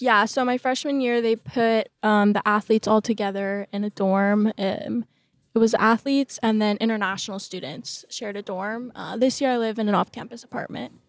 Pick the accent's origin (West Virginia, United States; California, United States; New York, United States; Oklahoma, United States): California, United States; Newport Beach; moved away as an adult; now in Corvallis, United States; growing up in Newport Beach